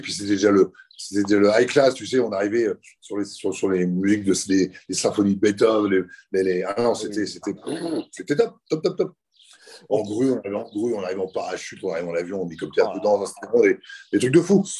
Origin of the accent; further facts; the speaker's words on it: Le Havre, Normandy, France; je suis né au Havre